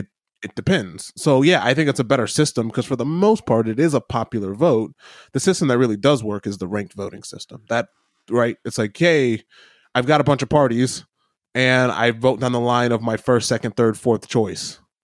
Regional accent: Midwest, United States; I grew up in the Midwest.

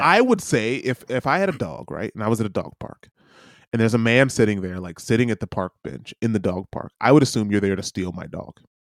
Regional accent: New York City, New York, United States; as a New Yorker

